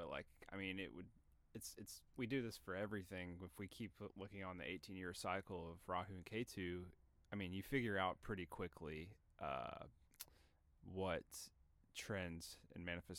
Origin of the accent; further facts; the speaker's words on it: Tennessee, United States; moved away; coming from my home state of Tennessee, we get pretty bad storms a lot